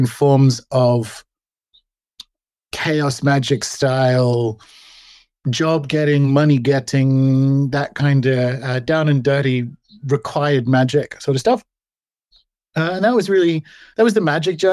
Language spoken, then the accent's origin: English; Australia; born and raised in Australia